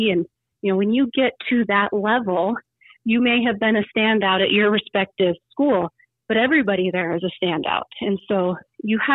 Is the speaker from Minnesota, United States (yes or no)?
no; Rapid City, South Dakota, United States; moved away as an adult; also born or lived in Colorado; growing up in Rapid City